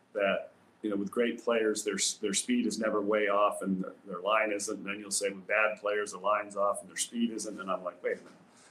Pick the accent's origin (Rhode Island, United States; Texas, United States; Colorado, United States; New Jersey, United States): Rhode Island, United States; As a young kid growing up in Rhode Island, I was lucky enough to live in a town that had a great course